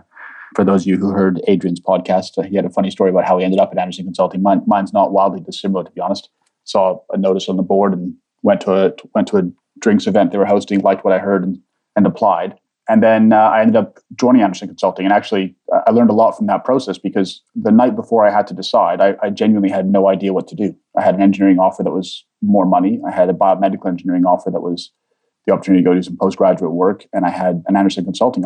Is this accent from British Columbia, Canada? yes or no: yes; Vancouver, British Columbia, Canada; also born or lived in Egypt / London; I'm born in Egypt. I came here as an immigrant family to Canada. So I grew up in Vancouver predominantly